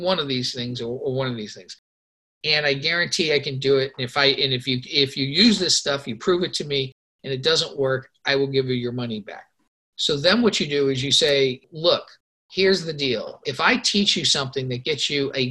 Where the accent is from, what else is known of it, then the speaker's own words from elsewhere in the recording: Los Angeles, California, United States; I grew up in Los Angeles